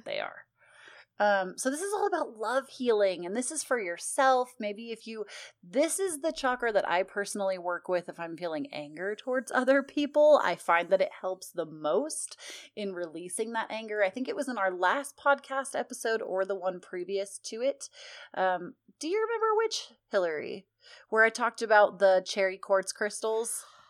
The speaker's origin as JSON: {"language": "English", "country": "United States", "said": "I'm so American it hurts sometimes"}